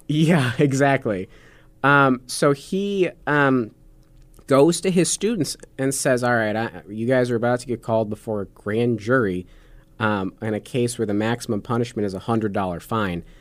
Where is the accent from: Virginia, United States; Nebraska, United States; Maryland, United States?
Nebraska, United States; as Nebraskans